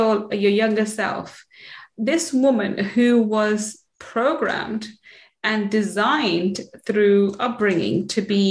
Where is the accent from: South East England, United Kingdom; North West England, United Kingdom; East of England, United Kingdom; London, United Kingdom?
London, United Kingdom; also born or lived in Manchester; I was born in Manchester. I grew up in London, East London